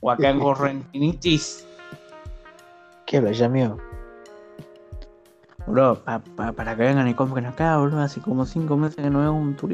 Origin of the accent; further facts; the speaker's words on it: Peru; se soy de Perú, perdón.